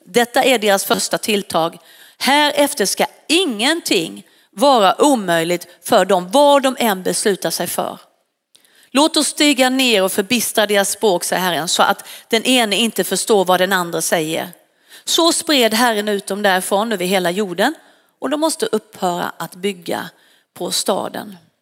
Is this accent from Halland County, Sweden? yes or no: yes; Varberg, Halland County, Sweden; now in Stockholm, Sweden; jag kommer ju från västkusten och jag flyttade från Varberg och hit upp till, eh, till Stockholm